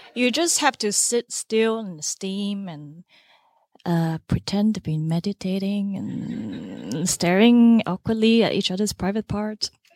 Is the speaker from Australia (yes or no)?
no; Singapore; moved away as an adult; also born or lived in Finland; I grew up in Singapore, a country just one degree away from the equator.